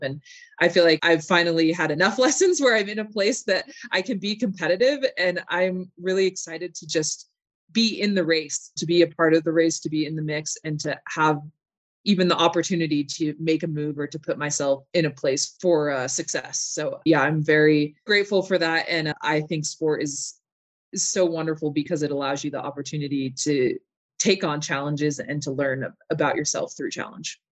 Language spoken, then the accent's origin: English; Park City, Utah, United States; also born or lived in Salt Lake City, Utah; I was born in Salt Lake, and I moved up to Park City when I was about two